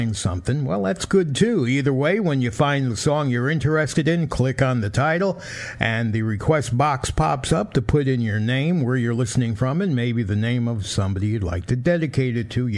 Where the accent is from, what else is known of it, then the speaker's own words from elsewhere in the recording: Bridgeport, Connecticut, United States; where I grew up in Bridgeport, Connecticut, well, we had Glenwood Avenue